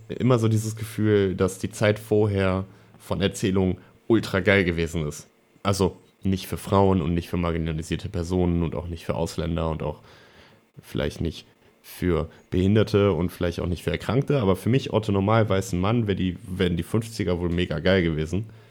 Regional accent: Germany; bei uns in Deutschland

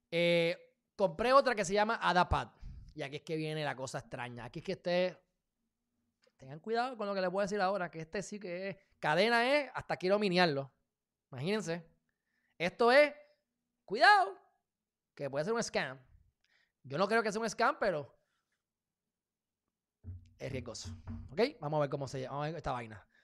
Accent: United States; Porque soy de Estados Unidos.

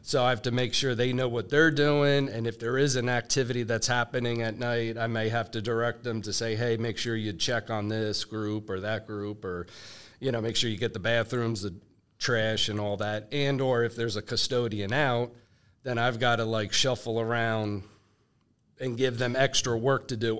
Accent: New Jersey, United States; moved away as an adult; also born or lived in Raleigh, North Carolina; I was born and raised in New, in New Jersey.

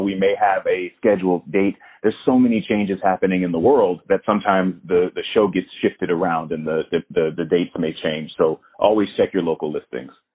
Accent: Florida, United States; moved away; I'm from Florida originally

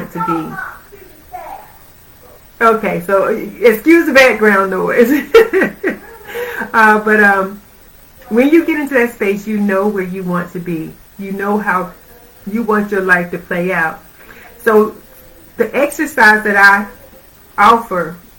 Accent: Georgia, United States; moved away; I'm from Georgia originally.

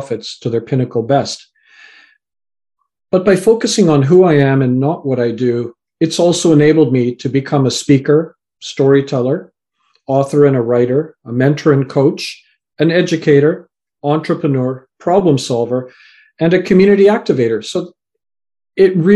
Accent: Canada; also born or lived in England; So I was born in England, raised in Canada, and my parents come from Fiji Islands

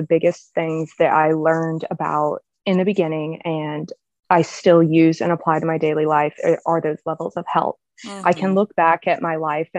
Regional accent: Georgia, United States; also born or lived in Mississippi / Tennessee; I live in Alabama. I guess something interesting about me is I've lived in four states. So I'm from Georgia. I've lived in Mississippi. I lived in Tennessee.

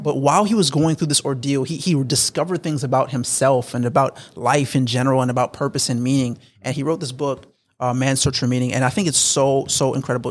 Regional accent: South Florida, United States; moved away; I was raised in South Florida. I, I, I moved up to North Florida.

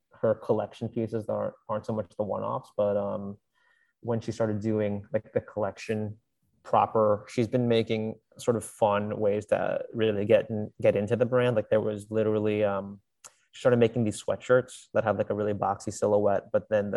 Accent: Virginia, United States; moved away; I'm from Virginia

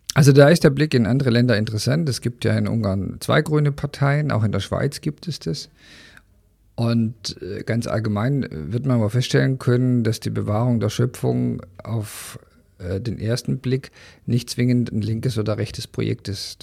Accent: Germany; als Deutscher

